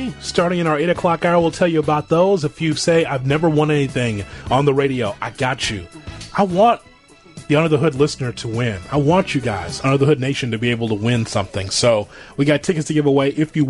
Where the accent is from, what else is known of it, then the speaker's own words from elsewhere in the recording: Chicago, Illinois, United States; for the teams here in town, in my hometown